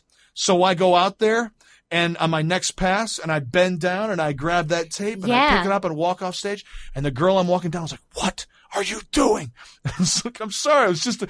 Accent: Grand Rapids, Michigan, United States; when I was growing up in Grand Rapids.

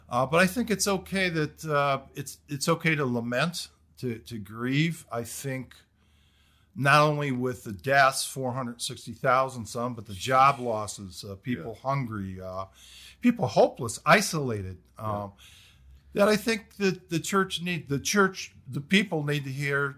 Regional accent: Detroit, Michigan, United States; moved away as an adult; also born or lived in Kentucky / New Jersey; I'm originally from Michigan, Detroit area.

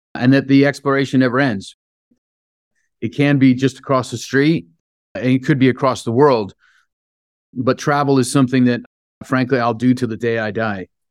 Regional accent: San Francisco, California, United States; I grew up in San Francisco, born and raised

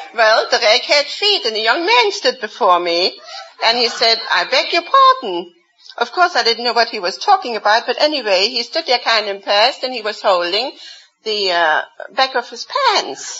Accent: Dresden, Saxony, Germany; moved away as an adult; now in United States; I come from Dresden, Germany

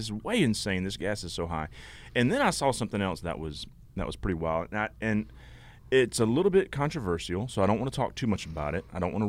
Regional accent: Laurinburg, North Carolina, United States; born there; I was born in Laurinburg, North Carolina.

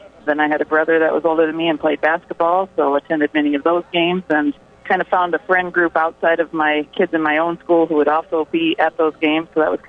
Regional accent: Sioux Center, Iowa, United States; I grew up in Sioux Center

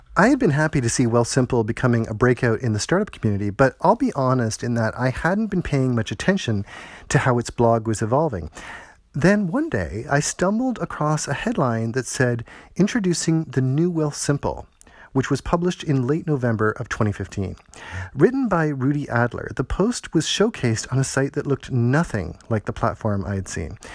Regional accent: Toronto, Ontario, Canada; my hometown of Toronto

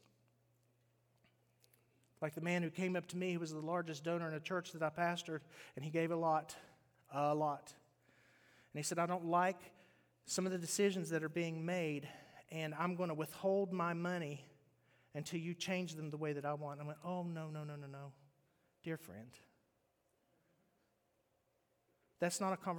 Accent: West Virginia, United States; moved away; I grew up in West Virginia

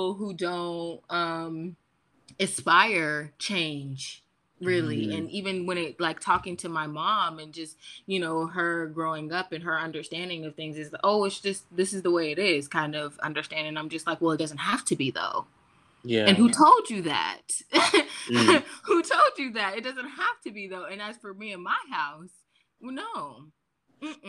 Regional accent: United States; I grew up in Washington.

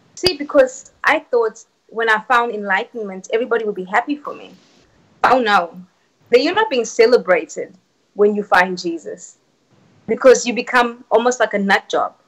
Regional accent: South Africa; moved away; I was born and raised in South Africa.

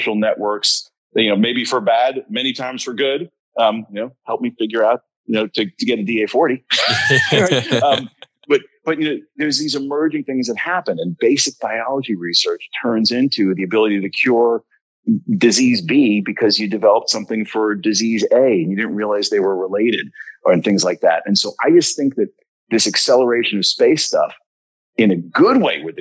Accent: United States; we're both American

